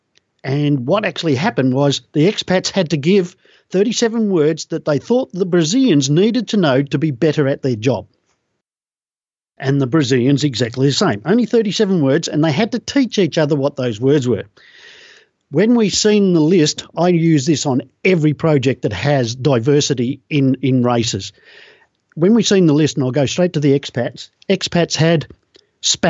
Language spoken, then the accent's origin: English; Australia; I'm an Australian